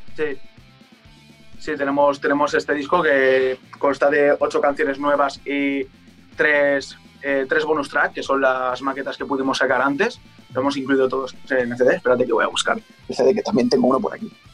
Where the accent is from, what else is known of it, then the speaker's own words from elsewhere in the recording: Valencia, Valencian Community, Spain; el barrio donde, donde yo nací